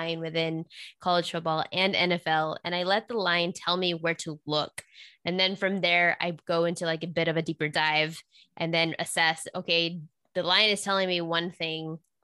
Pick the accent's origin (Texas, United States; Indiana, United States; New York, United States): Texas, United States; moved away; also born or lived in Las Vegas; I was born and raised in Texas